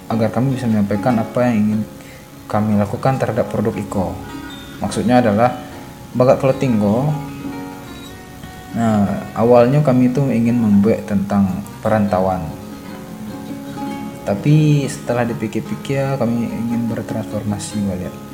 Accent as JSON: {"language": "Indonesian", "region": "West Sumatra", "country": "Indonesia", "said": "Sebagai orang Minangkabau, Bahkan tidak hanya sebagai orang Minangkabau"}